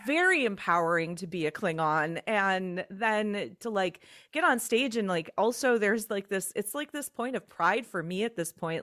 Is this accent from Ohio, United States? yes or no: no; Chicago, Illinois, United States; moved away as an adult; also born or lived in Twin Cities, Minnesota; I was from the Chicagoland area originally.